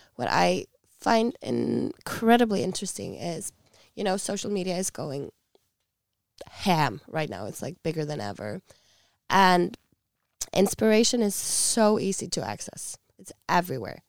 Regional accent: Iceland; we are a small nation

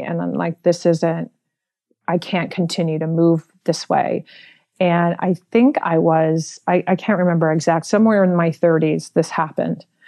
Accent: San Francisco, California, United States; I was born and raised in San Francisco in the Mission District

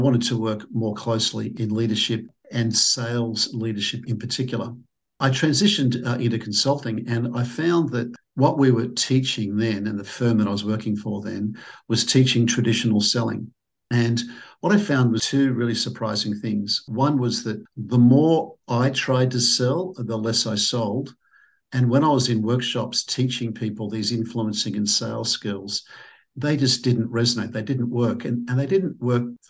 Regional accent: Sydney, New South Wales, Australia; I'm from Sydney, Australia

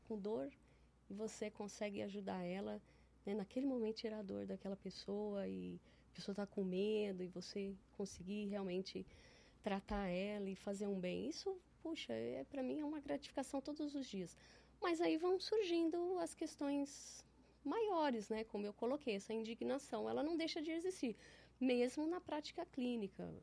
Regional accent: São Paulo, Brazil; moved away as an adult; now in Ribeirão Preto, Brazil; eu cresci em São Paulo. Eu cresci num bairro que chama Pompeia

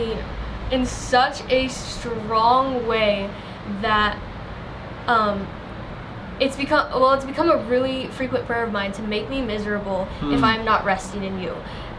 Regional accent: United States; moved away as an adult; now in Albania; I'm sorry, I'm from America and it's what I do there.

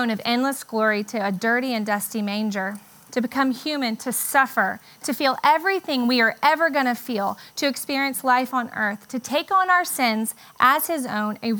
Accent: Charleston, South Carolina, United States; moved away as an adult; now in Charlotte, United States; we moved from Charleston to Charlotte, the only place I'd ever really known.

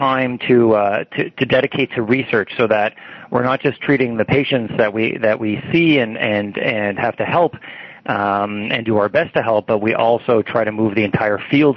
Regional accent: Toronto, Ontario, Canada; I grew up in Toronto

